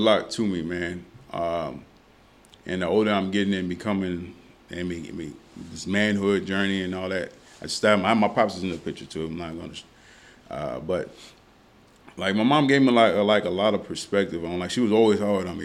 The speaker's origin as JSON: {"language": "English", "town": "San Antonio", "region": "Texas", "country": "United States", "tie": "born or raised there", "also_born_or_lived": "Louisiana", "moved": "as an adult", "lives_now": "Dallas, United States", "said": "growing up in San Antonio"}